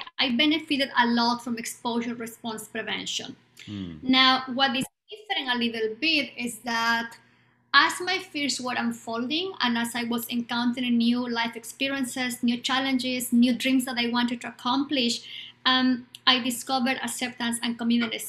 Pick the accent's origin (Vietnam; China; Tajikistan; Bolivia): Bolivia; English is a second language; now in United States; I was born in Bolivia at the time of the dictatorship, in the middle of a dictatorship.